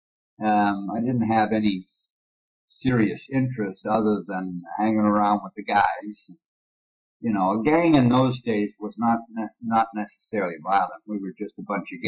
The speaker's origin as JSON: {"language": "English", "town": "Toronto", "region": "Ontario", "country": "Canada", "tie": "born or raised there", "also_born_or_lived": "Montreal, Quebec / Sudbury, Ontario / Australia", "said": "I grew up in Toronto, Ontario, and Montreal, Quebec."}